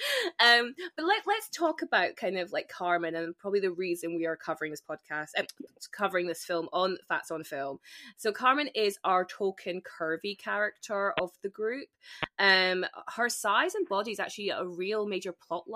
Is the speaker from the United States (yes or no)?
no; Spain; I grew up in Spain, and Zara was a really big thing in Spain